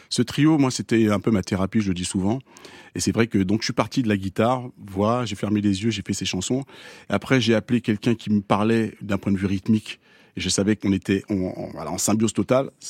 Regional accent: Argenteuil, Île-de-France, France; Le créole, je l'ai appris parce que j'ai grandi, même si j'ai grandi à Argenteuil, eh bien, j'ai grandi dans une famille où tout le monde parlait créole

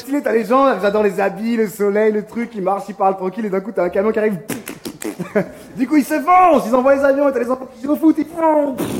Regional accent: Israel; now in France; chez moi en Israël

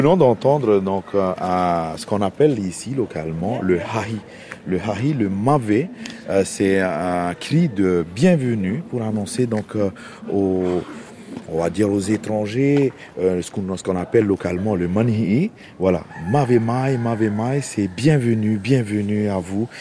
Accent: Fatu-Hiva, Marquesas Islands, French Polynesia; un geste banal chez nous, qui, qui fait partie de, de la coutume, de la culture euh, de notre île.

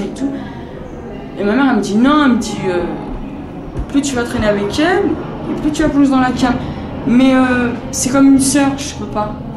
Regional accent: Bobigny, Île-de-France, France; Chez moi, à Bobigny.

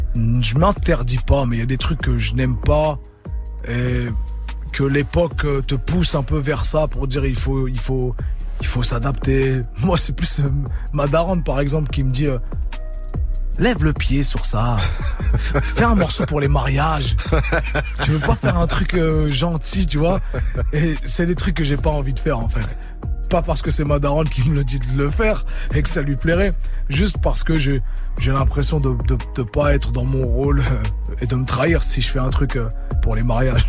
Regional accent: Le Havre, Normandy, France; j'ai mon côté euh, normand, avrais, Je revendique ma ville depuis longtemps

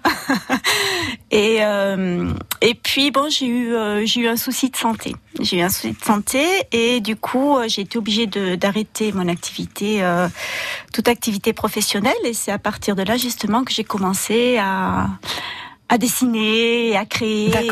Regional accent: Bourg-Madame, Occitania, France; moved away as an adult; now in Canet-en-Roussillon, France; je suis originaire de Bourg-Madame

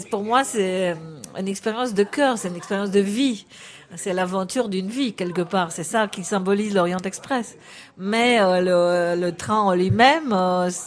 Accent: Romania; now in France; La première fois que je suis partie de Roumanie vers la France

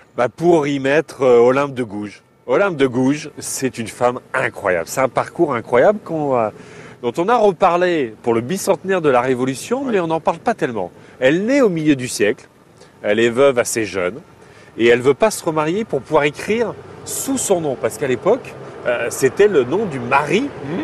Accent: Picardy, Hauts-de-France, France; moved away as an adult; also born or lived in Burkina Faso; Moi, je viens de la Picardie

